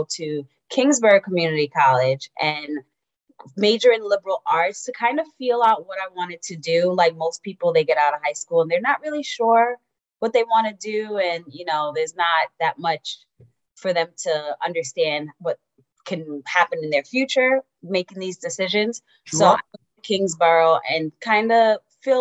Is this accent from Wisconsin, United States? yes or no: no; New York City, New York, United States; also born or lived in Jamaica; I was born in Brooklyn, and I would say I was 50% raised in Brooklyn